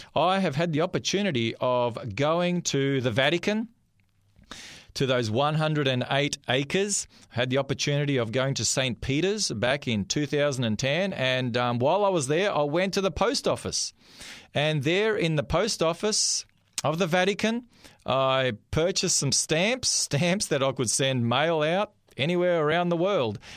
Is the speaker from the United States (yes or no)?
no; Australia; I'm an Australian. I was born here in this country